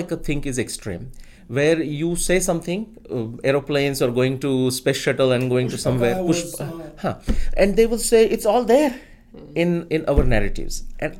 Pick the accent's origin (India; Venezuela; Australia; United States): India; moved away; My background coming into this was obviously going back to growing up in India.